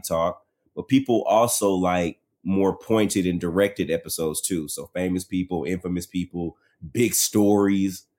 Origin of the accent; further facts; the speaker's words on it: Dallas, Texas, United States; I'm from Dallas